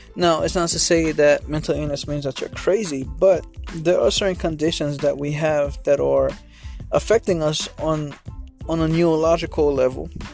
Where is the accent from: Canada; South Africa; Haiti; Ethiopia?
Haiti; growing up in Haiti I was afraid of going to school every morning